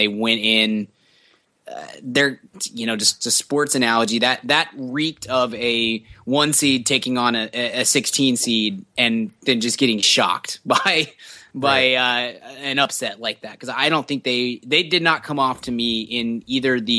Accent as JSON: {"language": "English", "region": "Texas", "country": "United States", "said": "we're from Texas"}